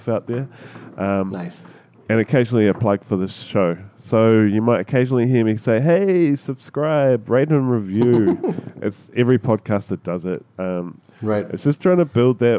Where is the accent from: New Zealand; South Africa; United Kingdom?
New Zealand; as a Kiwi